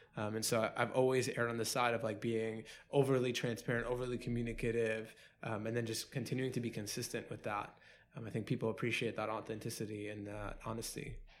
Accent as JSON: {"language": "English", "town": "New York City", "region": "New York", "country": "United States", "tie": "born or raised there", "said": "born and raised in Queens."}